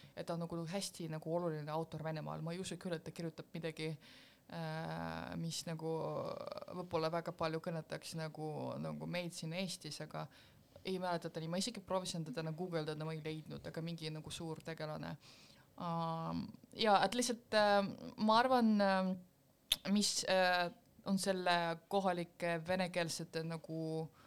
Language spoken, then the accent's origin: Estonian; Estonia; Estonian is a second language; minu põlvkonna inimesed saavad ikkagi vabalt rääkida ennast nagu, et me oleme eestlased